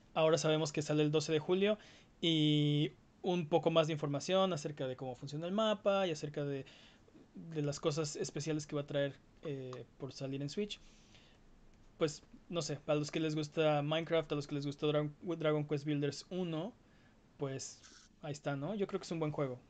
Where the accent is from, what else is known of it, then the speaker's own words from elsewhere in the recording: Mexico; los que somos de México